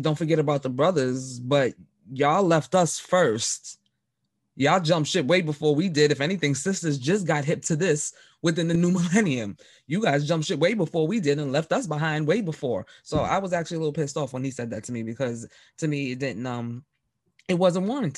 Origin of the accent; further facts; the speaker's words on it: New York City, New York, United States; me growing up in the Bronx in New York City